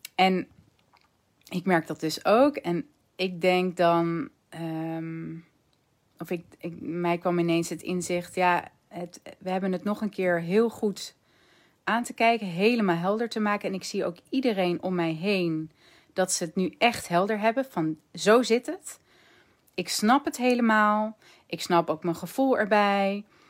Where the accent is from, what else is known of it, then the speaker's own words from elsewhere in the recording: Netherlands; als Nederlanders